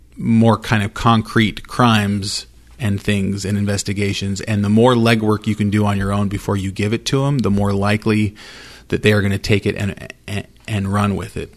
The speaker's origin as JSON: {"language": "English", "town": "Idaho Falls", "region": "Idaho", "country": "United States", "tie": "born or raised there", "said": "I grew up in Idaho Falls, went to Idaho Falls High School."}